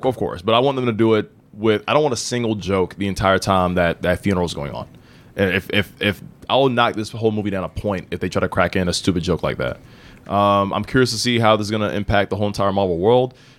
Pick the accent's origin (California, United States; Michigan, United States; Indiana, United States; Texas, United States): Indiana, United States; I'm from Indiana